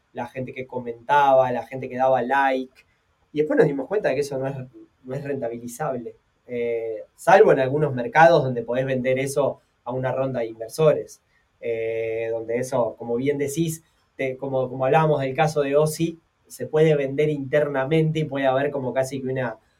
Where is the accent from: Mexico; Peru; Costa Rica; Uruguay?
Uruguay; como uruguayo